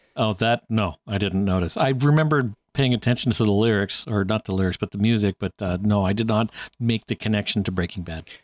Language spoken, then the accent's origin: English; Canada